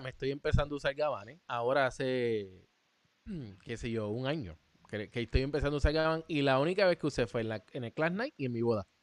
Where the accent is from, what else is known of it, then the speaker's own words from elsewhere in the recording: Puerto Rico; somos puertorriqueños